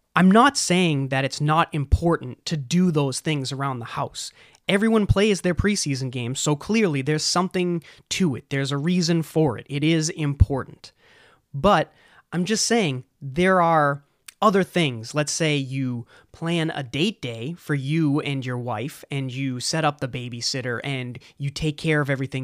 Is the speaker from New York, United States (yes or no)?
no; just south of Boston, New England, Massachusetts, United States; I'm from New England, or better yet, just south of Boston